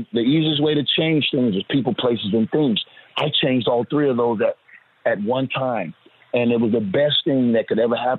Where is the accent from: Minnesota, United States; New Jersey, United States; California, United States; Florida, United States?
Florida, United States; Orlando; I'm from the Magic City of Orlando, Florida